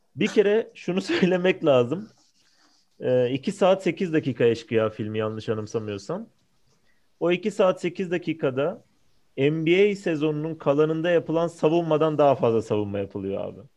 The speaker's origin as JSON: {"language": "Turkish", "region": "Istanbul", "country": "Turkey", "tie": "born or raised there", "said": "baba tarafım Samatyalı. Yani o filmin çekildiği yerde babam da büyümüş, ben de büyüdüm sayılır."}